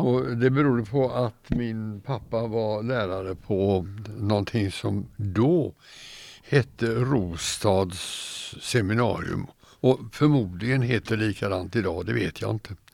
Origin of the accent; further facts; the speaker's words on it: Gothenburg, Västra Götaland, Sweden; also born or lived in Kalmar; now in Torsby, Sweden; jag var två år när vi flyttade därifrån till Göteborg. Okay. Och sen blev Göteborg min hemstad